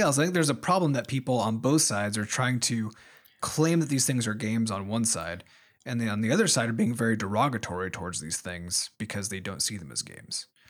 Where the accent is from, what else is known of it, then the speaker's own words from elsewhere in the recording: Iowa, United States; we grew up in Iowa, which is, you know, one of the smaller states population-wise in the United States